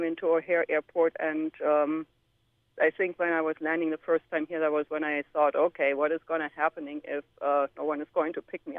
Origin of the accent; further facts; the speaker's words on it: Germany; moved away as an adult; now in Park Ridge, United States; So originally I came from Germany